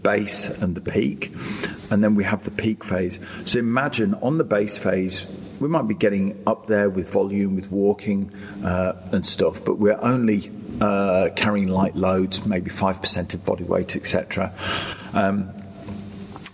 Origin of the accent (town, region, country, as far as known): Lake District, North West England, United Kingdom; born or raised there; now in Sydney, Australia